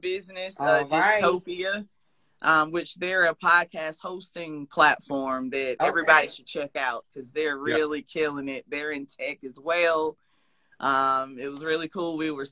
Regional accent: South Carolina, United States; moved away; I'm originally from South Carolina

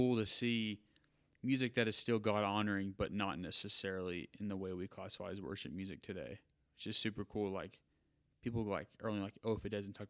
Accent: Halls, Tennessee, United States; I am from Halls

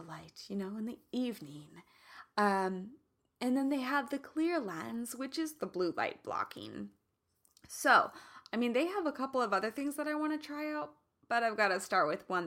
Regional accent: Midwest, United States; now in California, United States; I'm from the Midwest

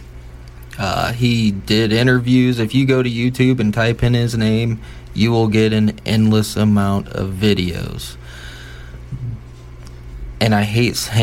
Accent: Fort Wayne, Indiana, United States; I am from the Fort Wayne, Indiana area

